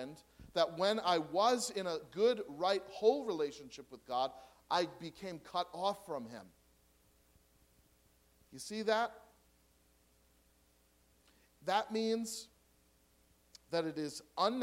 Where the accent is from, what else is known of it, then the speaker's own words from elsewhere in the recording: United States; I'm an American